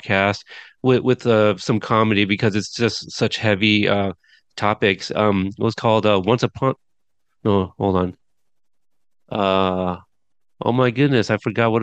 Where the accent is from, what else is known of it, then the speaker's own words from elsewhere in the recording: Texas, United States; I was born in Texas